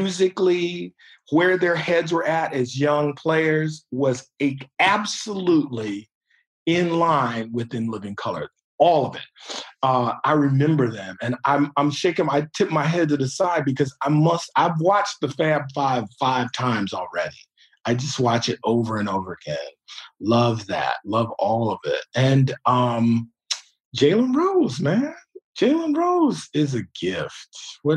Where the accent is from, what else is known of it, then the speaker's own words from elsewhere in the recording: Detroit, Michigan, United States; I'm from Detroit